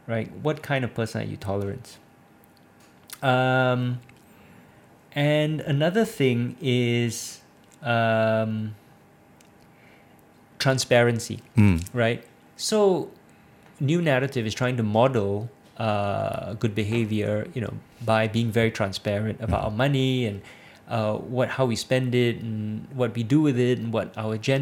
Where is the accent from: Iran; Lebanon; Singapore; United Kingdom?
Singapore